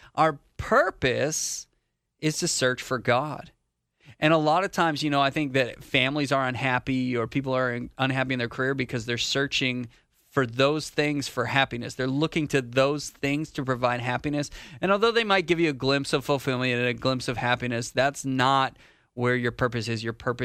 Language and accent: English; Canada; moved away as an adult; now in North Carolina, United States; I'm Canadian. I'm not from here. I'm not from America